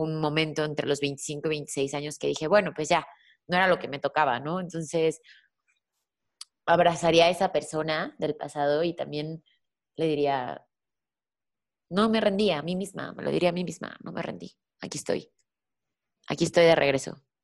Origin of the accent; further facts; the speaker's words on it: Mexico; soy mexicana